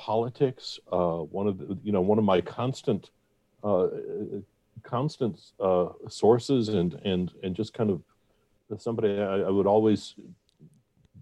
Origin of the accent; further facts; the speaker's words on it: Atlanta, Georgia, United States; also born or lived in Ohio; I was not born in Atlanta.